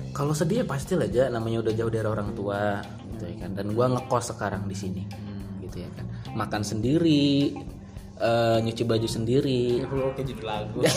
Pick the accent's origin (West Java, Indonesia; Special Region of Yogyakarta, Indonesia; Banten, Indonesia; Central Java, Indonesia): Central Java, Indonesia; Batang; asli gue Batang.